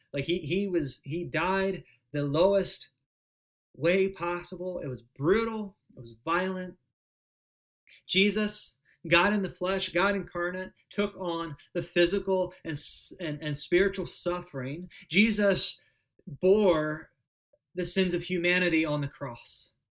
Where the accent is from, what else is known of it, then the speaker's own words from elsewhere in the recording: United States; As American Protestants